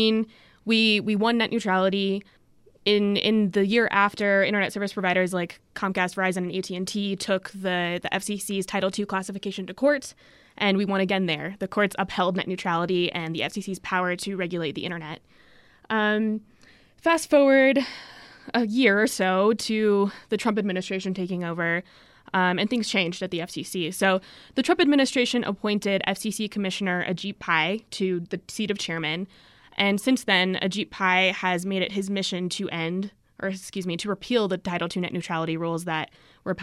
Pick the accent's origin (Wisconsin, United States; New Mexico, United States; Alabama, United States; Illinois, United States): New Mexico, United States; Albuquerque; I'm originally from Albuquerque, New Mexico